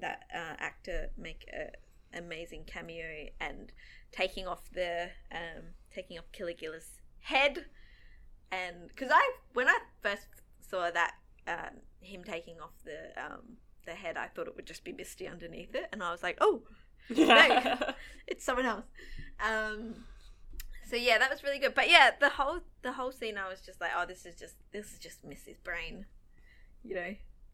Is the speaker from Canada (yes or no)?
no; Australia; Hi, I'm Australian. And we're talking about American TV show.